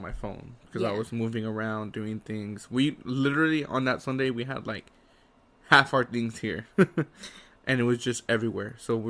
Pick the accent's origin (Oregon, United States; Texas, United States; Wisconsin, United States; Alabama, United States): Texas, United States; I'm from Texas.